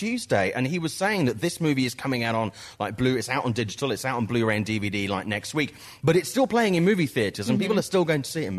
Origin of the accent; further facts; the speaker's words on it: United Kingdom; I know I'm British